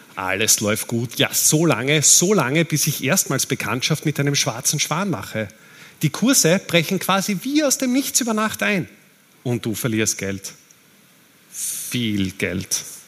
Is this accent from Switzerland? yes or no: no; Austria; Als Österreicher